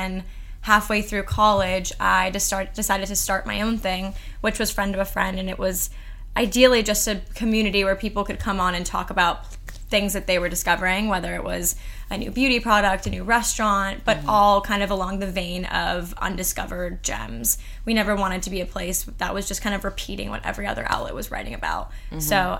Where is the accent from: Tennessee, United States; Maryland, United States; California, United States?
California, United States; Beverly Hills; moved away as an adult; now in New York, United States; I grew up in Beverly Hills.